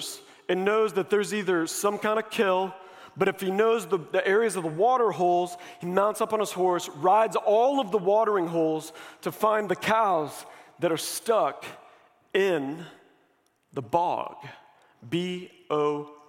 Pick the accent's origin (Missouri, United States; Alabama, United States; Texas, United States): Missouri, United States; I grew up here. I'm from Missouri